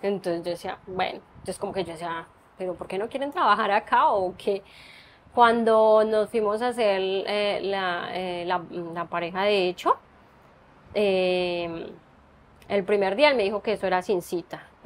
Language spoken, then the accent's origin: Spanish; Colombia; moved away as an adult; toda la vida viví en Colombia